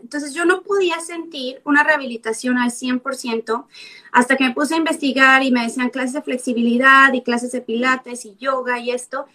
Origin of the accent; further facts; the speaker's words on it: Mexico; now in San Diego, United States; vivo en San Diego, California, soy mexicana